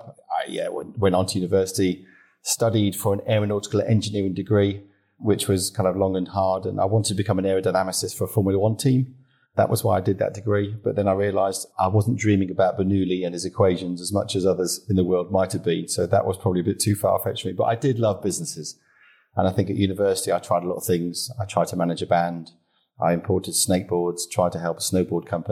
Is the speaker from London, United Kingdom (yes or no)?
no; Droxford, South East England, United Kingdom; moved away as an adult; also born or lived in Southport / Formby; I was brought up in Formby until I was seven and then moved down south to Hampshire at that age. So the Scouse was taken out of me